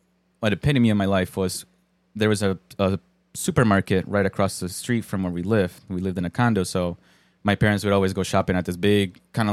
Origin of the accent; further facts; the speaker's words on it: Colombia; moved away; I'm Colombian.